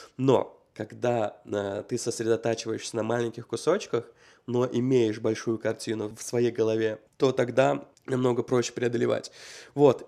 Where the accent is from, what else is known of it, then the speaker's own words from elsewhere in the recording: Uzbekistan; moved away as an adult; also born or lived in Russia; now in United States; 18 лет, когда я из Узбекистана переехал в Россию.